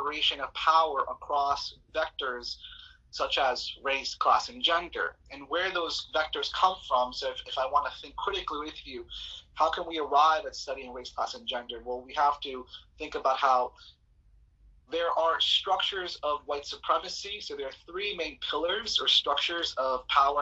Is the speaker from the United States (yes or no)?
yes; New York City, New York, United States; also born or lived in Colombia; I came here as a young child. I arrived at JFK at the age of 7, and I grew up here in Queens